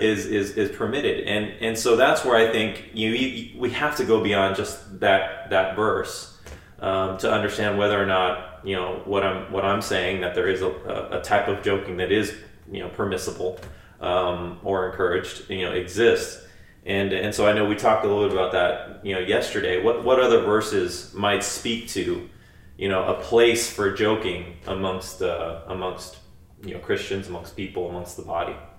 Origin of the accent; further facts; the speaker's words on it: United States; growing up as, as as an American in the you know 20th 21st century